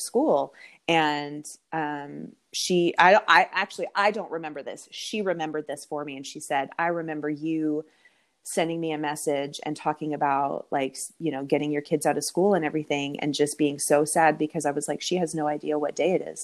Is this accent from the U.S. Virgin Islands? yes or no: no; Canada; moved away as an adult; now in Texas, United States; I'm from Canada. Um, I grew up in Canada